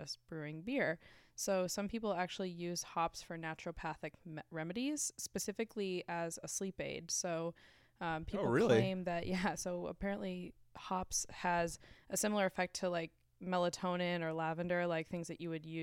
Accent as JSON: {"language": "English", "town": "Byfield", "region": "Massachusetts", "country": "United States", "tie": "born or raised there", "said": "I'm from Byfield"}